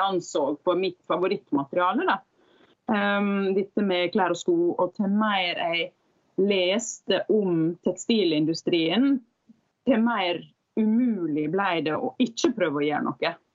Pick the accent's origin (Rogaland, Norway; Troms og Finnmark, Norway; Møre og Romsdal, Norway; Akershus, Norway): Møre og Romsdal, Norway; Sunnmøre; also born or lived in Bergen; now in Oslo, Norway; jeg er da fra Sunnmøre